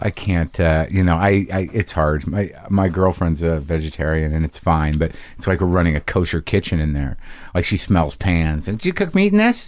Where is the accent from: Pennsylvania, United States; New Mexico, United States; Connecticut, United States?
New Mexico, United States; I grew up in New Mexico as a Jew